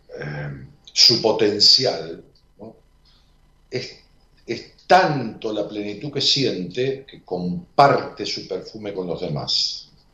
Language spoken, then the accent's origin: Spanish; Buenos Aires Province, Argentina; now in Buenos Aires, Argentina; No soy porteño, vivo en Capital, pero nací en el Gran Buenos Aires y viví toda mi vida en, la provincia de Buenos Aires